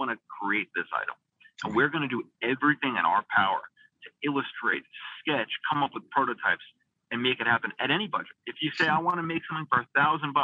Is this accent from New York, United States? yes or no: yes; North Shore of Long Island, New York, United States; just opened up our first flagship retail store on the North Shore of Long Island, where I grew up, my hometown